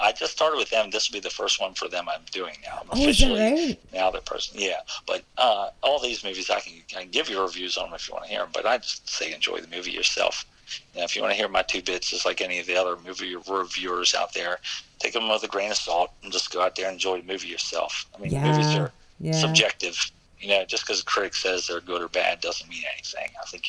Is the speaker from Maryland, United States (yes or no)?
yes; Maryland, United States; Oh, in Maryland, we got all kind of different, I guess, you know, it's called dialects, but different phrases.